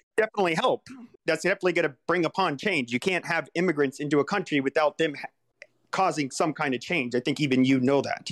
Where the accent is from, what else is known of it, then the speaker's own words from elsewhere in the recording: Southwest, United States; I grew up in the Southwest